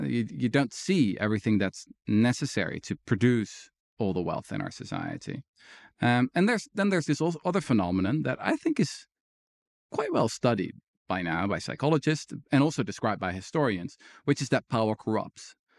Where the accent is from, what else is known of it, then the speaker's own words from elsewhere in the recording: Netherlands; I was born in the Netherlands